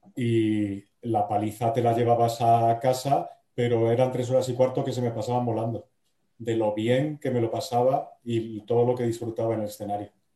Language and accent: Spanish; Salamanca, Castile and León, Spain; moved away as an adult; now in Madrid, Spain; yo no soy de Bilbao, pero soy de Salamanca, que es casi lo mismo.